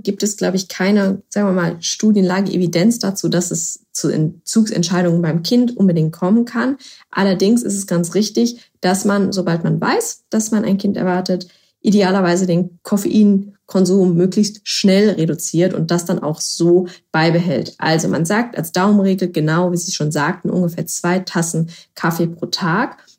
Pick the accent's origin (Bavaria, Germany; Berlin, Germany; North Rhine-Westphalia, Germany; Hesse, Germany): Berlin, Germany; Ich komme ja aus Berlin